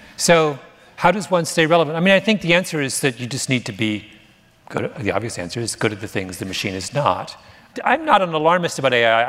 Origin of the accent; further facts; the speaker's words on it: Canada; moved away; I'm Canadian